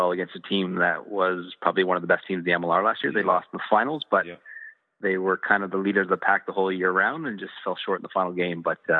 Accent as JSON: {"language": "English", "country": "Canada", "said": "Style for me as a Canadian"}